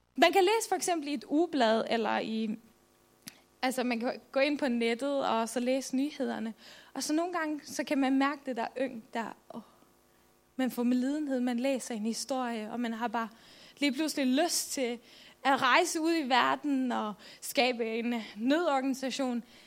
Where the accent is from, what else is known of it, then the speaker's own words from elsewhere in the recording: Faroe Islands; also born or lived in Jutland, Denmark; now in Denmark; jeg kommer oprindeligt fra Færøerne, så I må bære over med min dejlige accent